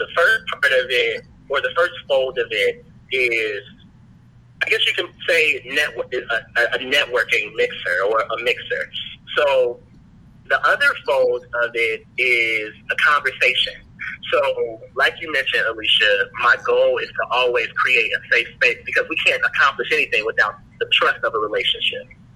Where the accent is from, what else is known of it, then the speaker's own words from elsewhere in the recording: Chicago, Illinois, United States; born and raised in Chicago, African-American